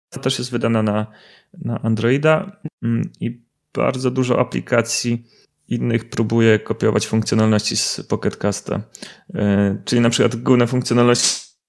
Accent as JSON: {"language": "Polish", "town": "Łysaków", "region": "Subcarpathian Voivodeship", "country": "Poland", "moved": "as an adult", "lives_now": "Kraków, Poland", "said": "pochodzę z takiej małej miejscowości Łysaków z okolic Mielca. Obecnie mieszkam w Krakowie"}